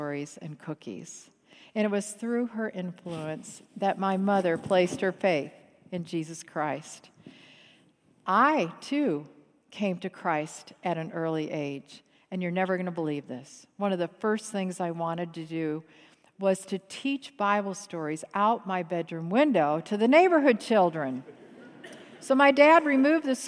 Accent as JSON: {"language": "English", "town": "Grand Rapids", "region": "Michigan", "country": "United States", "tie": "born or raised there", "moved": "yes", "lives_now": "Atlanta, United States", "said": "Although I live in Atlanta, I grew up here in Grand Rapids, so this is my home"}